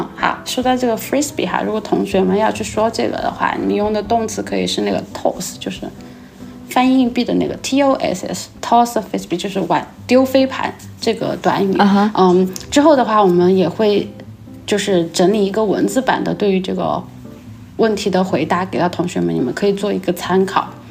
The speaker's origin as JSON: {"language": "Chinese", "town": "Chengdu", "region": "Sichuan", "country": "China", "said": "因为我是成都人嘛"}